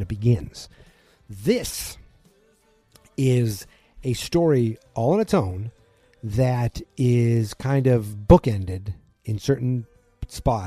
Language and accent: English; Boston, Massachusetts, United States; accent: Boston; my Boston accent